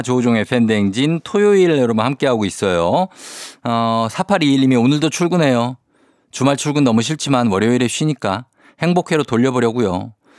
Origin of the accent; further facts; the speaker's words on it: South Korea; 저는 이제 청계산 그 밑에 자락에서 어렸을 때 살았기 때문에